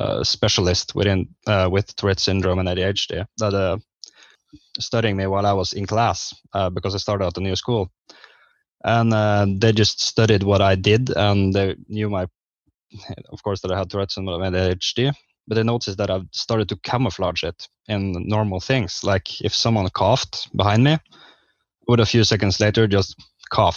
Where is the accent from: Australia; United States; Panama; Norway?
Norway; Northern Norway; I'm a guy from Norway, the northern part of Norway.